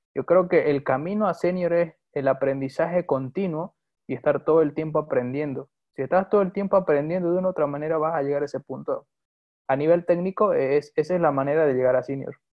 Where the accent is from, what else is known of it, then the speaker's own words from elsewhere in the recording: Bolivia; also born or lived in Santa Cruz; soy boliviano de nacionalidad. Eh, actualmente resido en la ciudad de Santa Cruz